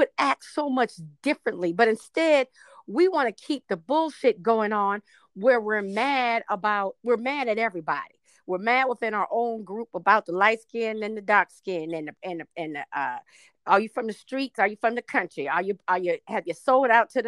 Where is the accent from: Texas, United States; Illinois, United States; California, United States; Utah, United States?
Texas, United States; also born or lived in Arlington, Virginia; my family's from Mexico, from Texas